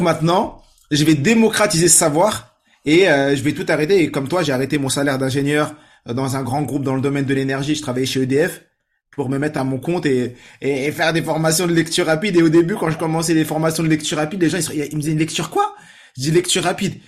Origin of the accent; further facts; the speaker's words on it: France; je suis né en France, mais euh, famille nombreuse, 6 sœurs, famille marocaine